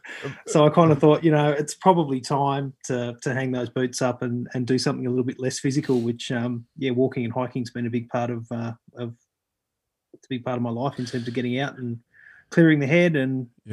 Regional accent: Canberra, Australian Capital Territory, Australia; life was busy growing up in Canberra

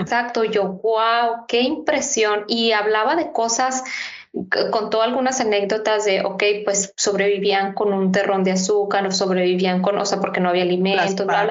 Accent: Mexico; así como los mexicanos tenemos como nuestras maneras de, actuar

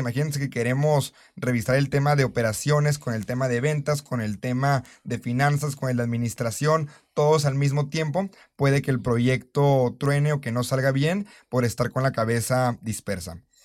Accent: Mexico

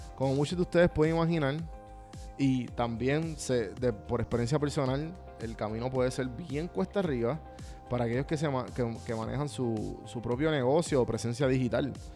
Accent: Puerto Rico; moved away as an adult; now in United States; yo me crié en Puerto Rico

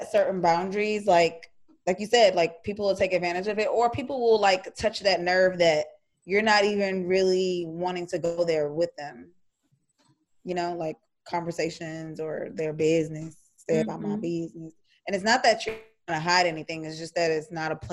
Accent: Houston, Texas, United States; accent: country; I know we sound country. Because when I go like visit places on the East Coast, like, ooh, where are you from? I'm like, Texas? Houston, Texas?

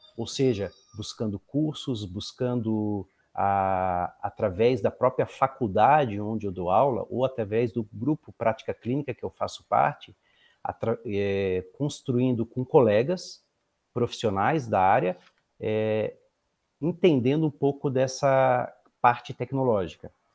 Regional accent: Florianópolis, Santa Catarina, Brazil; moved away as an adult; now in Pinhais, Brazil; Eu sou natural de Florianópolis

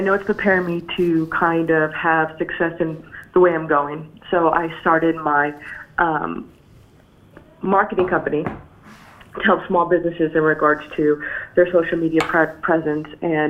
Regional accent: Las Vegas, Nevada, United States; I'm from Vegas. I live in Las Vegas right now.

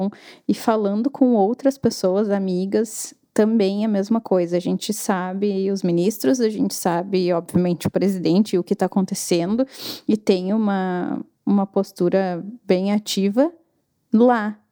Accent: Brazil; moved away; Eu não sou uh, americana, não sou canadense, né? Sou brasileira, vou ter uhum. sotaque

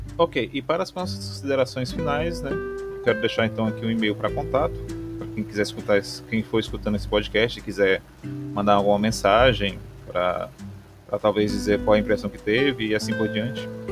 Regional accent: Maranguape, Ceará, Brazil; aqui na cidade onde eu nasci e vivo até hoje, Maranguape, Ceará

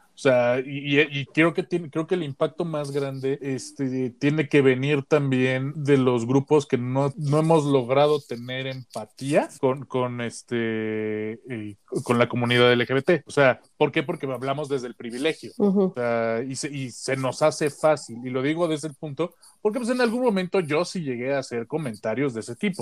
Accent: Mexico; soy vato mexicano heterosexual

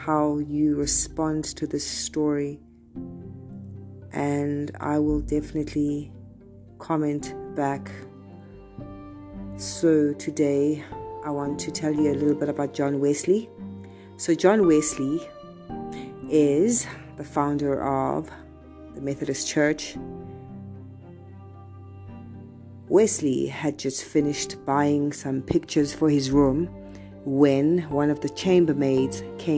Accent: South Africa; I am from South Africa

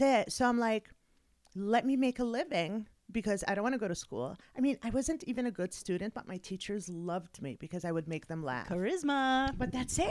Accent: Montreal, Quebec, Canada; moved away as an adult; also born or lived in Kuwait; now in United States; I was 10 years old when we moved from Canada, uh, from Kuwait to Canada

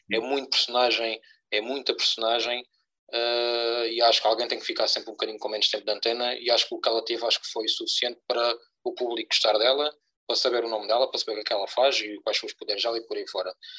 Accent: Algarve, Portugal; somos dois algravios com um sotaque espetacular

